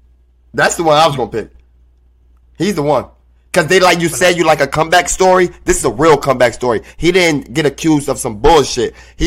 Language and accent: English; United States; I'm not Black or I'm not African. I'm American. Call me a brown skinned American